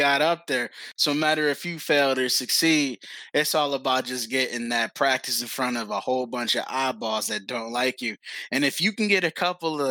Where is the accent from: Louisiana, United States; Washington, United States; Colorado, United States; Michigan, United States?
Michigan, United States; Detroit; I grew up in Detroit, just walking home by myself from school